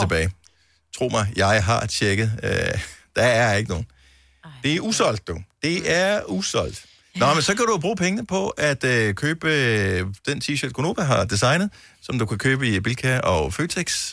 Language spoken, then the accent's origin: Danish; Esbjerg, Southern Denmark, Denmark; fra min fødeby, Esbjerg